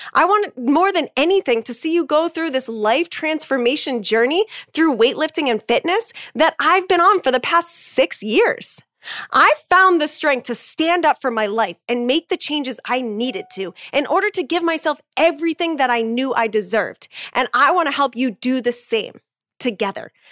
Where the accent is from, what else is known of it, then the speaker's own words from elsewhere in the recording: Massachusetts, United States; also born or lived in Salem, Massachusetts / Boston, Massachusetts / East Coast; I grew up in Massachusetts